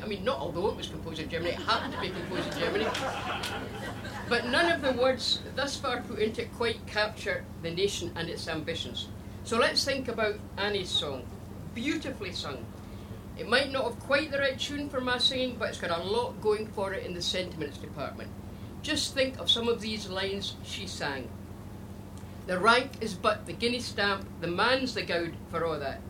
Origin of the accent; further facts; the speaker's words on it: Glasgow, Scotland, United Kingdom; I was born and brought up in Glasgow